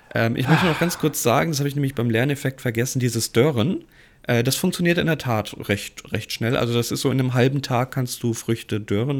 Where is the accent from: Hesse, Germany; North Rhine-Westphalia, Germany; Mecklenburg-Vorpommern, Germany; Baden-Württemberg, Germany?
Hesse, Germany; Giessen; now in Hamburg, Germany; ich bin gebürtig aus Hessen, ähm, geboren in Gießen